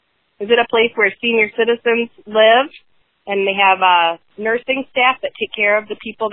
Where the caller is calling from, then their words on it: Evansville, Wisconsin, United States; We're calling from Evansville, Wisconsin.